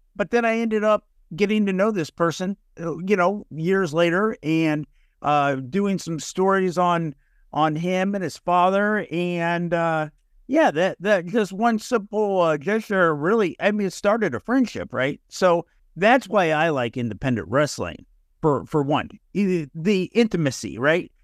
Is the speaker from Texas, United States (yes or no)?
yes; North Texas, United States; I'm from North Texas